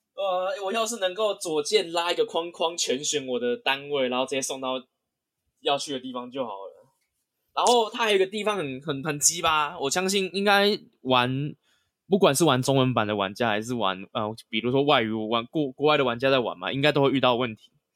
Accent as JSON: {"language": "Chinese", "country": "Taiwan", "said": "我们是台湾人嘛"}